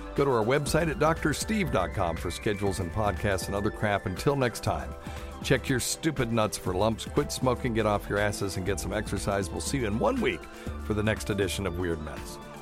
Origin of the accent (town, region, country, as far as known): the South, United States; also born or lived in Vermont